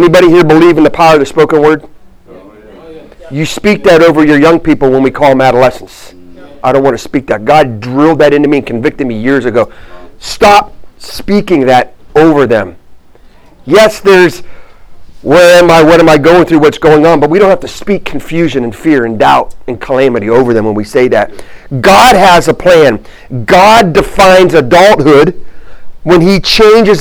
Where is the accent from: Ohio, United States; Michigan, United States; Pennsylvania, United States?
Ohio, United States; Warren; moved away as an adult; also born or lived in Missouri / Virginia; I grew up in a town called Warren, Ohio.